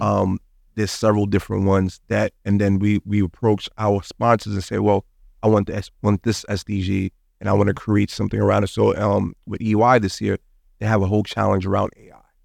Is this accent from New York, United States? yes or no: yes; New York City, New York, United States; moved away as an adult; now in Miami, United States; I was born and raised in Brooklyn, New York